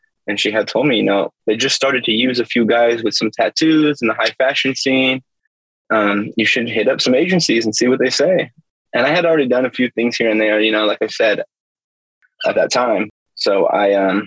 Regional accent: Los Angeles, California, United States; moved away as an adult; also born or lived in England; I grew up a skateboarder in Venice, California.

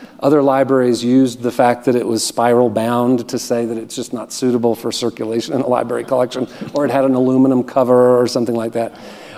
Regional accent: Montgomery, Alabama, United States; Well, I did most of my growing up in Montgomery, Alabama.

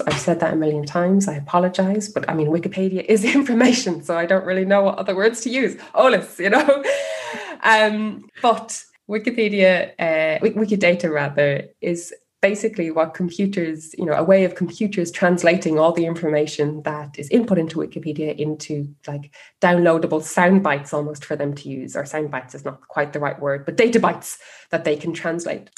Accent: Ireland; moved away as an adult; also born or lived in Spain; now in Germany; your country and, and the different things the different components of being irish

